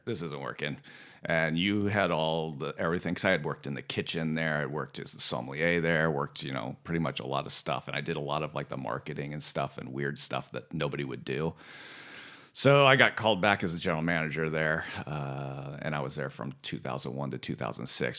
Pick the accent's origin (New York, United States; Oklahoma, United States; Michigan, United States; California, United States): California, United States; Santa Ynez Valley; moved away as an adult; also born or lived in Fresno area; now in Fresno, United States; I'm originally from San Ynez Valley, right outside of Santa Barbara